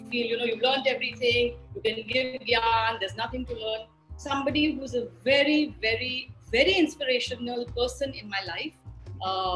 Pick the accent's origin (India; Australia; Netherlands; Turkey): India; Delhi; moved away as an adult; also born or lived in Hyderabad; now in Goa, India; Living in Goa, which I am now, even though I'm basically from Delhi, and prior to this, I lived in Hyderabad for many, many, many decades